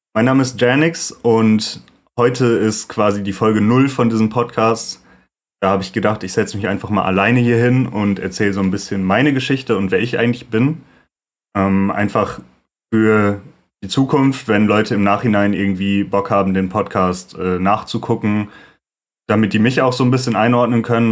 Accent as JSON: {"language": "German", "town": "Lüdenscheid", "region": "North Rhine-Westphalia", "country": "Germany", "tie": "born or raised there", "also_born_or_lived": "Duisburg", "lives_now": "Cologne, Germany", "said": "ich bin geboren 97 in Duisburg und von da aus, als ich ungefähr drei Jahre alt war, sind meine Eltern mit mir zusammen nach Lüdenscheid gezogen. Lüdenscheid im Sauerland ist ein sehr beschauliches kleines Städtchen."}